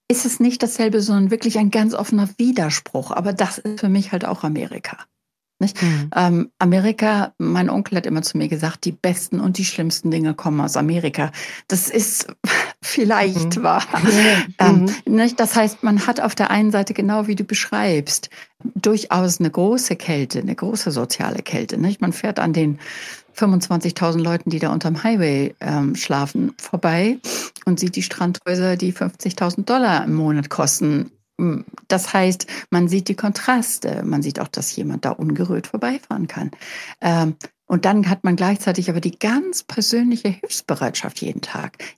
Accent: Germany; moved away; also born or lived in United States; als Deutscher

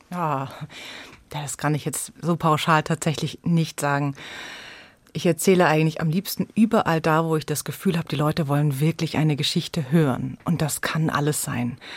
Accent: Munich, Bavaria, Germany; Und ich bin aber in München geboren und aufgewachsen, also sozusagen in, in Bayern.

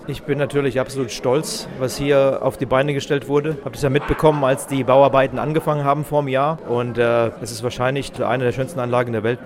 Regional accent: Fulda, Hesse, Germany; now in New York, United States; Ich bin in Fulda groß geworden

